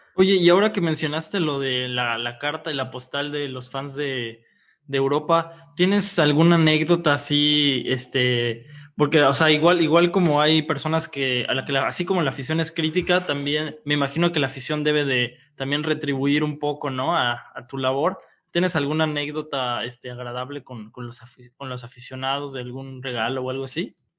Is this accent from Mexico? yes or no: yes; Oaxaca, Mexico; Nosotros somos de Oaxaca